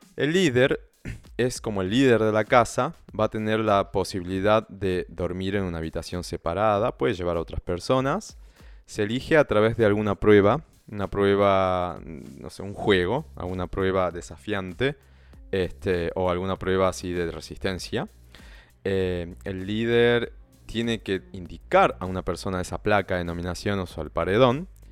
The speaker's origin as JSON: {"language": "Spanish", "region": "northern Argentina", "country": "Argentina", "accent": "Argentine, northern", "said": "español con acento argentino eh, y, no, y, argentino más tirando al norte, porque yo soy del norte de Argentina"}